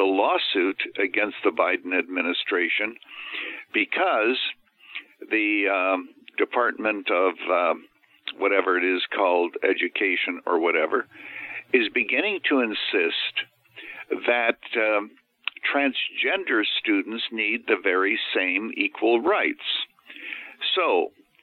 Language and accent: English; Canada; now in Illinois, United States; I was actually born and raised in Canada. So I'm a naturalized American